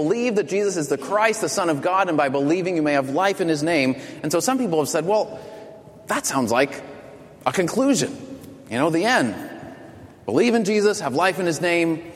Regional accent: Boston, Massachusetts, United States; I'm from Boston

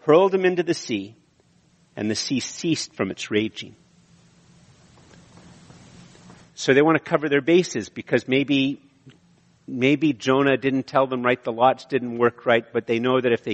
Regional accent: Montreal, Quebec, Canada; moved away; also born or lived in Ottawa / Eganville; I'm from Montreal, and then I was in Ottawa

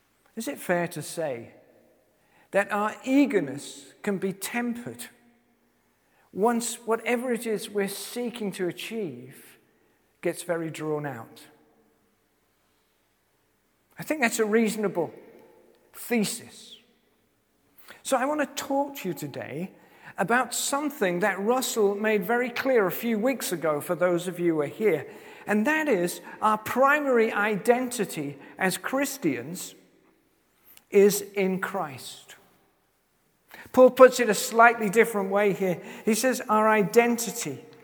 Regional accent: Cheshire, North West England, United Kingdom; now in Yatton, United Kingdom; my hometown in Cheshire

